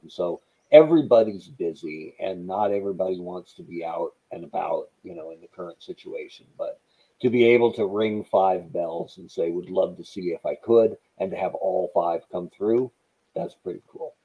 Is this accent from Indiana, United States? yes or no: no; Bend, Oregon, United States; moved away; my hometown of Bend, Oregon